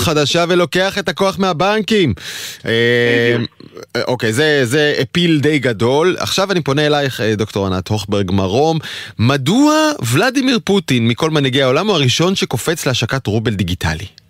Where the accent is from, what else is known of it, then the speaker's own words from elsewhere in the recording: Israel; אני ישראלי